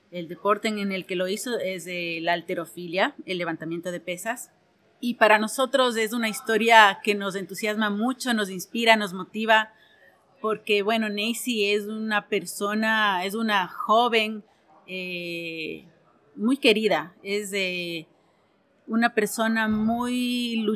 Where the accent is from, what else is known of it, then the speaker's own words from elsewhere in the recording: Ecuador; soy ecuatoriana y soy productora audiovisual.